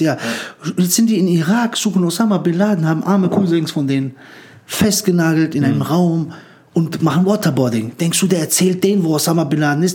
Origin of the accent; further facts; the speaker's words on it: Frankfurt, Hesse, Germany; wir sind in Höchst aufgewachsen